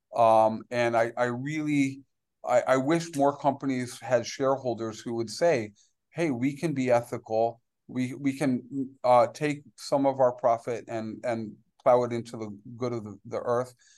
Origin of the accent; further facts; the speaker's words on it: New York City, New York, United States; now in Belize; I grew up in New York City